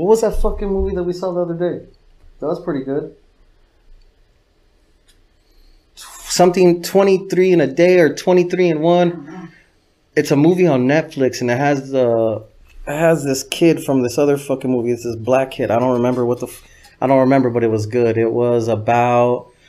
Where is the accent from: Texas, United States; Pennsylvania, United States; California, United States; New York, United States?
California, United States; Los Angeles; I grew up in El Sereno, which is the east side of Los Angeles, not to be confused with East LA.